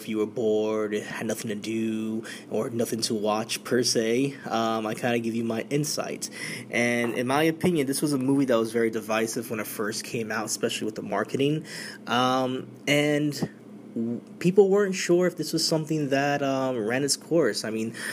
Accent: New York, United States; we're in my home state. This is New York City.

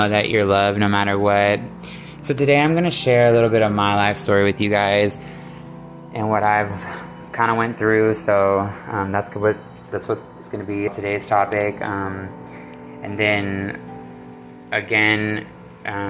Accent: Shepherd, Texas, United States; also born or lived in Conroe, Texas; growing up, I lived in a small town just north of Houston called Shepherd, Texas

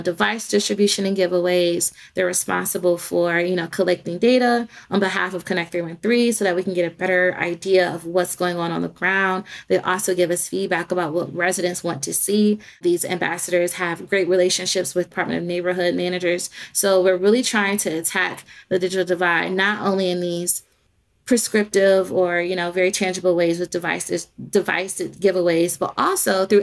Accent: Detroit, Michigan, United States; my hometown

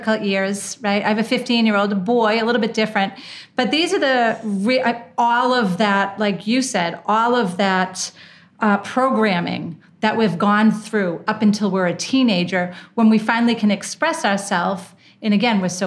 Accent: Boston, Massachusetts, United States; also born or lived in Manhattan / Washington, D.C.; now in Costa Rica; where I grew up in Boston.

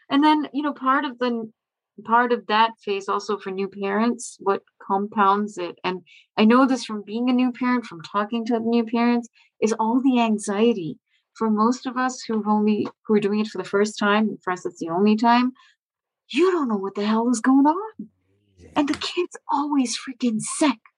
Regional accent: India; now in Boston, United States; I'm from India. I live in I live near Boston in Massachusetts.

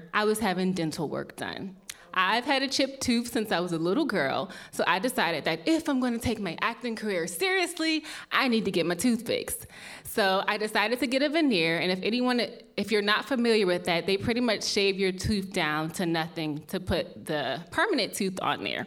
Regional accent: Maryland, United States; moved away as an adult; also born or lived in Los Angeles; I am originally from Maryland

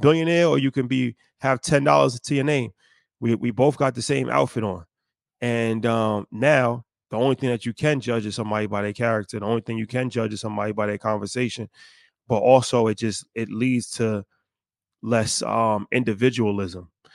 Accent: United States; how we were raised in America

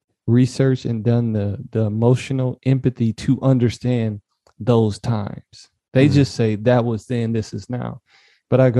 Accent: Detroit, Michigan, United States; I grew up in Detroit, Michigan, because my people migrated from the South.

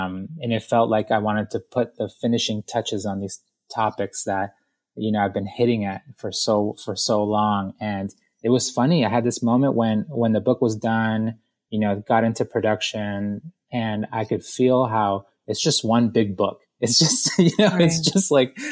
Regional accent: Boston, Massachusetts, United States; also born or lived in Guayaquil, Ecuador; I was born in Guayaquil, Ecuador, in South America, and we emigrated to Boston. And so I got to Boston when I was about 4 years old.

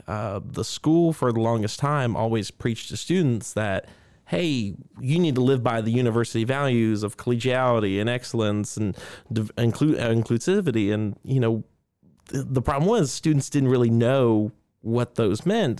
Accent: Augusta, Georgia, United States; born and raised in Augusta

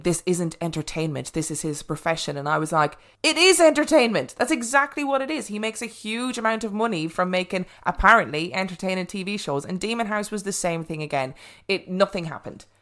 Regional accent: Ireland; I was brought up in Catholic Ireland.

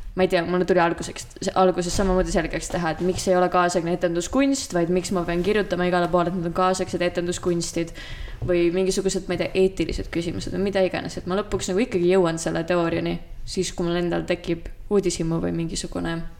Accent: Estonia; also born or lived in Tartu; ma olen maalt pärit

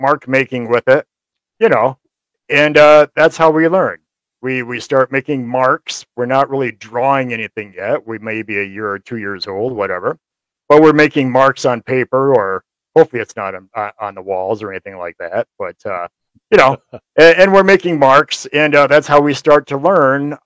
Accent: Kalamazoo, Michigan, United States; also born or lived in Hamilton, Michigan; I grew up in Kalamazoo mostly

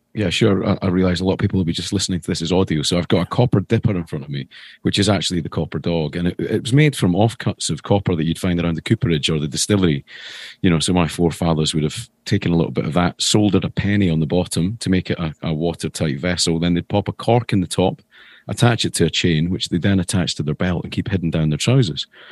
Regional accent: Edinburgh, Scotland, United Kingdom; moved away as an adult; also born or lived in London; I come from Edinburgh originally.

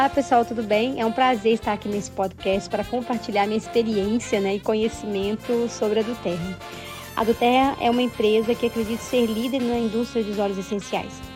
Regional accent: Juiz de Fora, Minas Gerais, Brazil; É uma cidade de médio porte, onde eu nasci, Juiz de Fora. Hoje tem mais habitantes, mas quando eu era jovem, Juiz de Fora tinha uma média de 400 mil habitantes

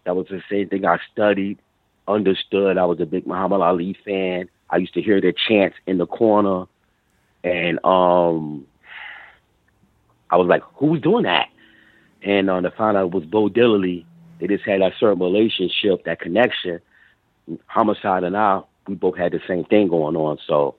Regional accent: New York, United States; born there; also born or lived in Virginia; I was born in New York, but I was always in and out, traveling, you know, my family. You know, they had a house down in Virginia.

